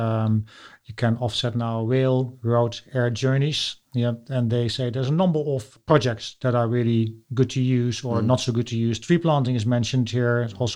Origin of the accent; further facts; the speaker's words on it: Netherlands; accent: Dutch; English is a second language; I'm Dutch